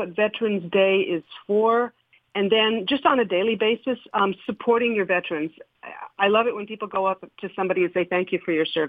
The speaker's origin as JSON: {"language": "English", "town": "Nashville", "region": "Tennessee", "country": "United States", "tie": "born or raised there", "moved": "yes", "said": "I grew up in Nashville"}